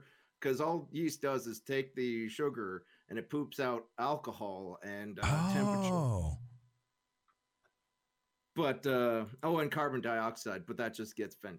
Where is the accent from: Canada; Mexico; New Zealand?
Canada; Sorry, I'm Canadian. We don't have any Spanish people up here, so I guess we have some, but I don't speak Spanish very well.